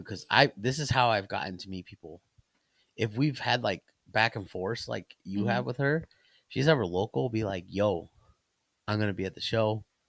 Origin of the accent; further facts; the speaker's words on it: Plymouth, Indiana, United States; I grew up in Plymouth area.